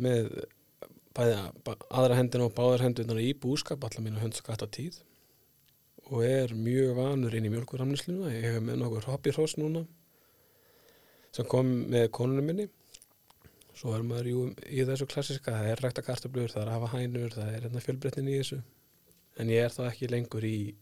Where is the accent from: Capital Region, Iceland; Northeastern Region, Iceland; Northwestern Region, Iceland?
Northwestern Region, Iceland; Skagafjörður; now in Selfoss, Iceland; ég fættur upp á landbáðastöðum í Skagafjörði